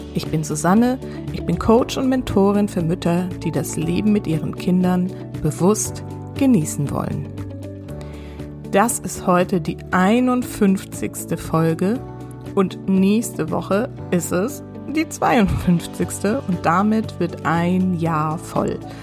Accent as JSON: {"language": "German", "area": "near Heidelberg, Odenwald", "region": "Baden-Württemberg", "country": "Germany", "tie": "born or raised there", "said": "Ich bin in der Nähe von Heidelberg aufgewachsen, mitten im Odenwald."}